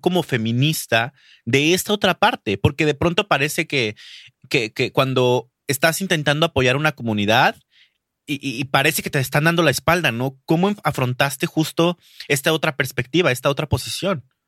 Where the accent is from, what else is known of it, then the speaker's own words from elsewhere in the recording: Durango, Mexico; Durango", o sea, que es de donde de donde yo donde yo nací